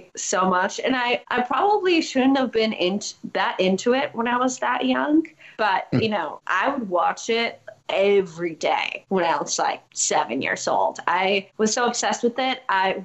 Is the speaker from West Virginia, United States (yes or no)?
no; Chicago, Illinois, United States; also born or lived in Evanston; I grew up in a suburb outside of Chicago, but I went to high school in downtown Chicago